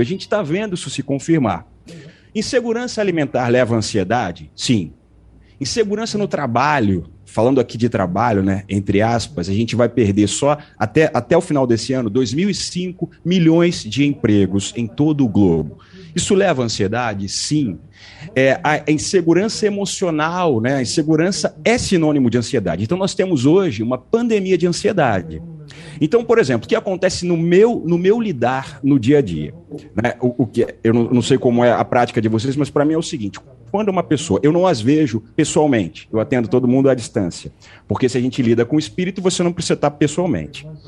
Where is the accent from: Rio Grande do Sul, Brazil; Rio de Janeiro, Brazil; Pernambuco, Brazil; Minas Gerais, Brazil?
Rio de Janeiro, Brazil; Eu sou do Rio de Janeiro, estou no Rio agora.